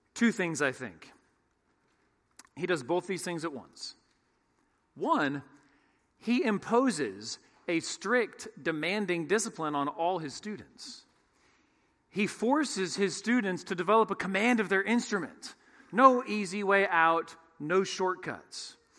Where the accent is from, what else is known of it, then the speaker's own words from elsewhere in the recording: San Francisco Bay Area, California, United States; When I was in the sixth grade, growing up in the San Francisco Bay Area